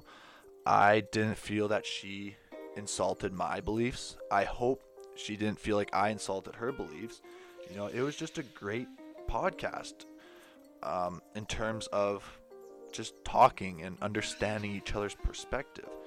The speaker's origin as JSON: {"language": "English", "country": "Canada", "said": "I'm from Canada"}